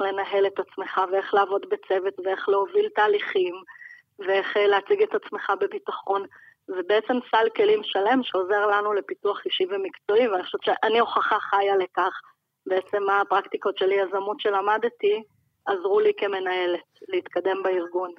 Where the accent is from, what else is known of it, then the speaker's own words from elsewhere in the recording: Jerusalem, Jerusalem District, Israel; אני ירושלמית